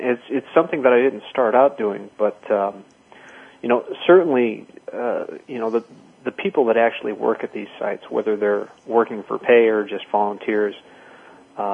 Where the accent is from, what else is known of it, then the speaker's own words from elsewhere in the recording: Chicago, Illinois, United States; growing up in Chicago